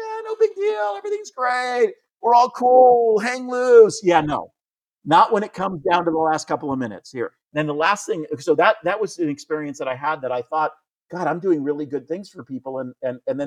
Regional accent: United States; I'm American

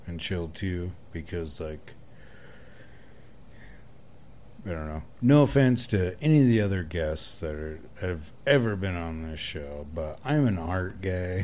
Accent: South Dakota, United States; now in Casper, United States; I'm from South Dakota

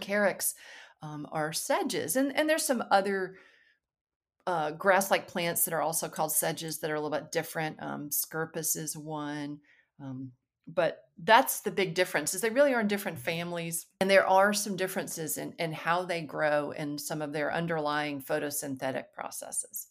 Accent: Alabama, United States; moved away as an adult; also born or lived in North Carolina; I grew up in Alabama

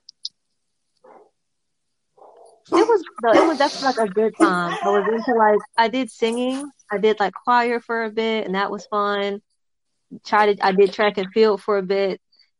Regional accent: Baltimore, Maryland, United States; I was born in Baltimore, Maryland.

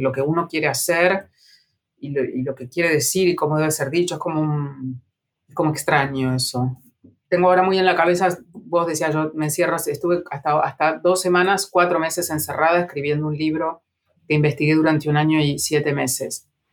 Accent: Junín, Buenos Aires Province, Argentina; now in Buenos Aires, Argentina; de Junín, la ciudad donde yo nací, y también de Buenos Aires, la ciudad donde yo vivo

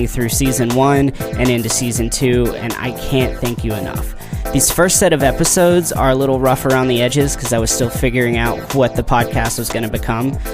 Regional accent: Western Kentucky, United States; I grew up in Western Kentucky

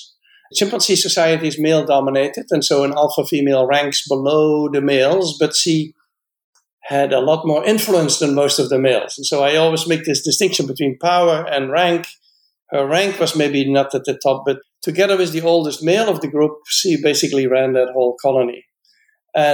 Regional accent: Netherlands; born there; I was born in the Netherlands and I'm a biologist.

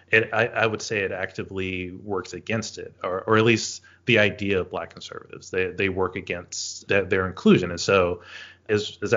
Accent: the South, United States; those are things that I know have influenced me historically growing up in the South, knowing that uh, there's this expectation of voting democratically, but also to act um, socially conservative.

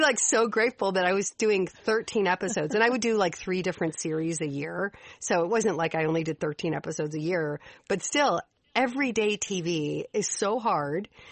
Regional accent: Chicago, Illinois, United States; moved away as an adult; also born or lived in Nashville; I grew up in Chicago

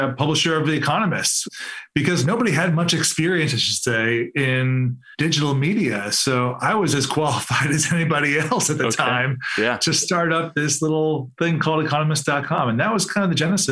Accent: Cleveland, Ohio, United States; I'm from Cleveland. So I grew up in Cleveland.

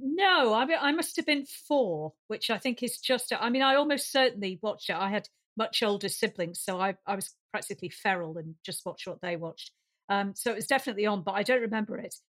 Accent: Lancashire, North West England, United Kingdom; accent: Lancashire; my Lancashire accent

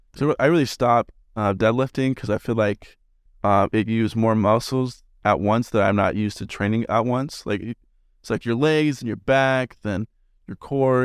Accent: West Jordan, Utah, United States; I'm from West Jordan

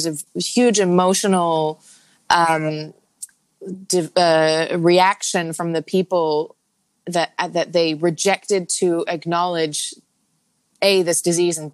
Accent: Hong Kong; also born or lived in Thailand; now in New York, United States; I'm born and raised in Hong Kong, and I've got family there.

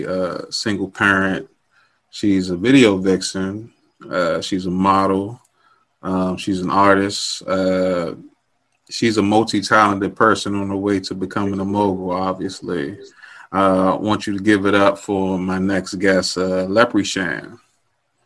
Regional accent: Maryland, United States; I'm from Maryland

